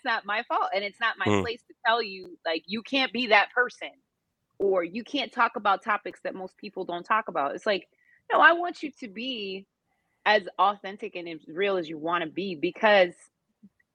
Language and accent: English; Reisterstown, Maryland, United States; now in Houston, United States; Baltimore, where I was raised in Reisterstown.